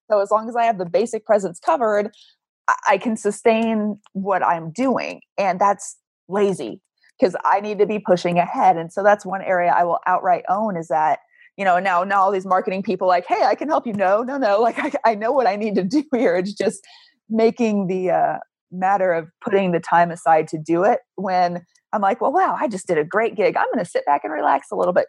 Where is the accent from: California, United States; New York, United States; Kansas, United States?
Kansas, United States; moved away as an adult; also born or lived in Arizona; I moved from Kansas to Arizona and realized that four years of high school Spanish in Kansas meant nothing